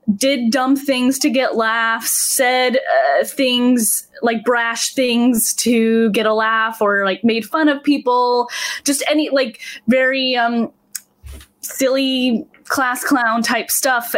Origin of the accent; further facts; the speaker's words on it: Salt Lake City, Utah, United States; I am from Salt Lake City, Utah.